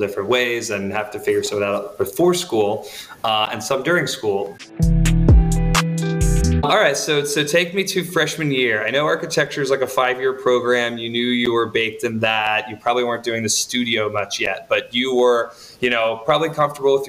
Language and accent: English; the South, United States; I'm from the South